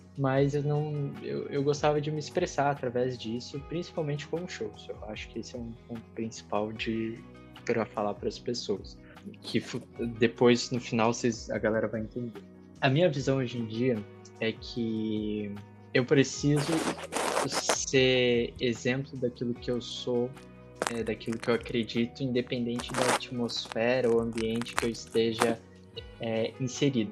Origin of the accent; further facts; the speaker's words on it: Santa Catarina, Brazil; now in Curitiba, Brazil; sou nascido em Curitiba, cresci em Santa Catarina, voltei a morar em Curitiba faz alguns anos